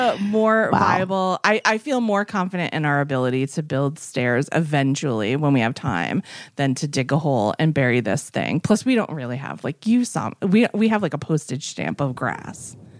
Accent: Massachusetts, United States; I'm from Massachusetts

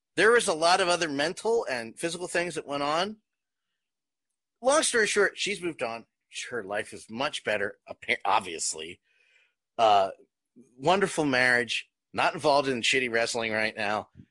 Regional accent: New Jersey, United States; White boy here did a lot of growing up in South Jersey

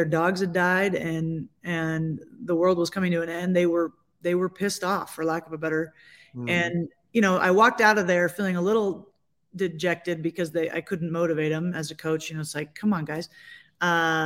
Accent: California, United States; moved away as an adult; now in Salt Lake City, United States; I'm from California.

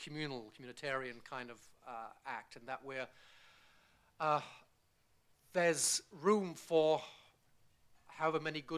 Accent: Bristol, South West England, United Kingdom; born there; I was born in Bristol, yeah, but it's not a Bristol accent. And my father's Scots Irish. He's born in Belfast, and I've lived all over the place.

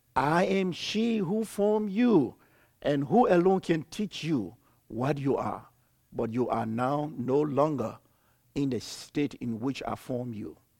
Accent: Liberia; moved away as an adult; also born or lived in Ivory Coast; I'm from Liberia.

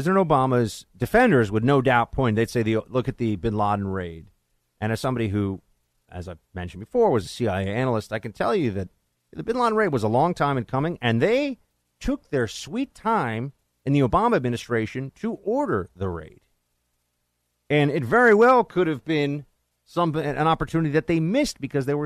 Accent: New York, United States; as a New Yorker

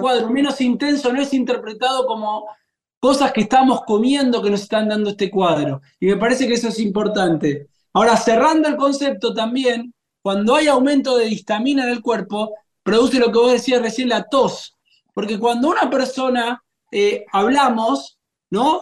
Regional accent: Argentina; la Argentina, que comemos una gran cantidad de pan

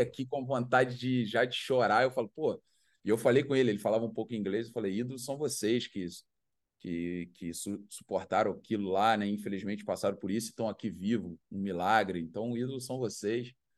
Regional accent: Brazil; now in Chiang Rai, Thailand; nascemos no Brasil

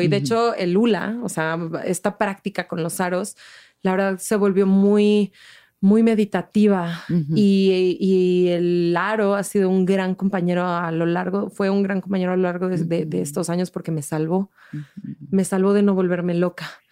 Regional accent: Mexico City, Mexico; moved away as an adult; also born or lived in Switzerland / Barcelona, Spain; soy chilanga, soy del DF

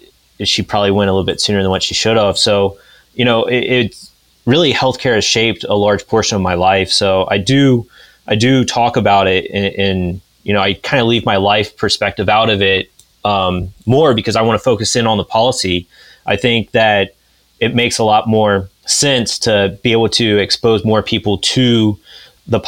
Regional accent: Pickaway County, Ohio, United States; moved away as an adult; also born or lived in Athens, Ohio / Franklin County, Ohio; I'm from Pickaway, went to school in Athens, you know, and now I live up here in Franklin

